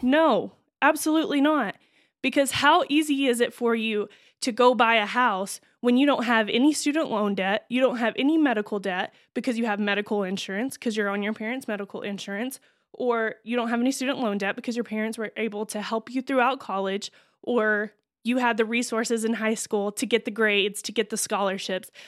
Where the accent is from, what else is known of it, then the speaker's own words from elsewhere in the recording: Texas, United States; moved away; where I grew up